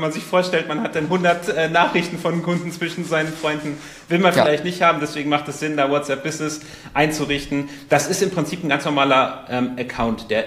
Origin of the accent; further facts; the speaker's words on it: Portugal; ich komme aus Portugal, der eine oder andere weiß es